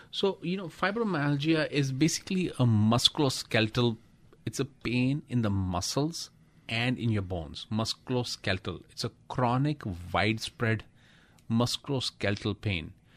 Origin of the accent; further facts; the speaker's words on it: India; I'm from India